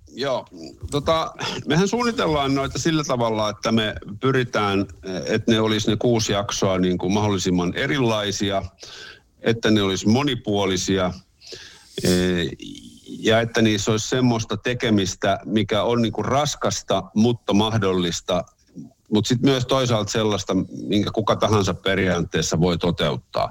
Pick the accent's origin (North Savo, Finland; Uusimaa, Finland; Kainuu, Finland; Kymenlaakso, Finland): Uusimaa, Finland; Helsinki; mä olen syntyperäinen helsinkiläinen Helsingissä koko ikäni asunut ja asun edelleen